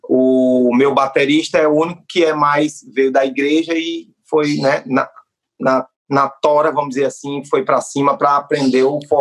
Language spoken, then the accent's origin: Portuguese; Northeast Region, Brazil; sou nordestino